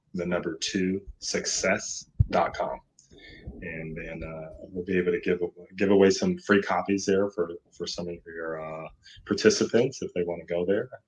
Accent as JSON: {"language": "English", "town": "Seattle", "region": "Washington", "country": "United States", "moved": "as an adult", "lives_now": "Irvine, United States", "said": "I'm originally here from Seattle"}